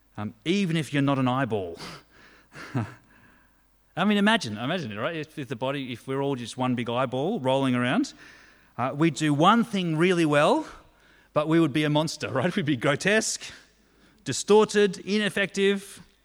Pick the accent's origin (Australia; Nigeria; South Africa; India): Australia